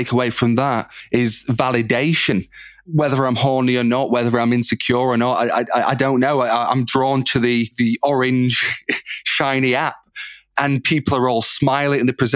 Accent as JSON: {"language": "English", "town": "Manchester", "region": "North West England", "country": "United Kingdom", "tie": "born or raised there", "said": "my hometown of Manchester"}